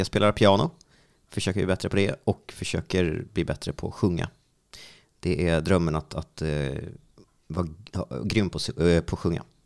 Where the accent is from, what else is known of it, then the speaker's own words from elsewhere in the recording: Strängnäs, Södermanland, Sweden; hemma i Strängnäs